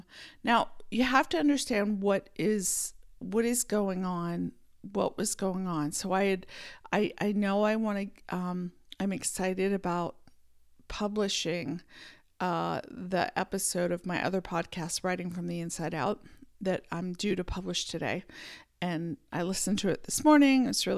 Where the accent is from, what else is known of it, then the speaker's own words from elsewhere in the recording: Pennsylvania, United States; born there; also born or lived in San Francisco Bay Area; I was born in Pennsylvania, then lived a few other places, and then moved to the San Francisco Bay Area, which is where I spent most of my adult years.